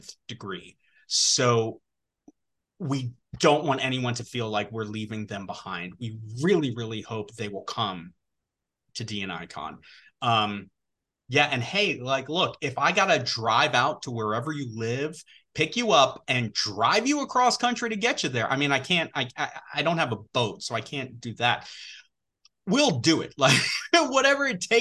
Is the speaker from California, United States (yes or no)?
no; New York, United States; I grew up in New York, born and bred New Yorker